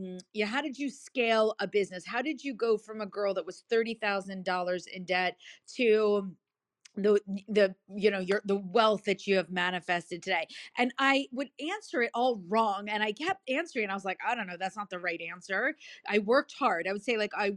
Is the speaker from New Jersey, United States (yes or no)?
yes; New Jersey, United States; I'm from Jersey. It's TAWK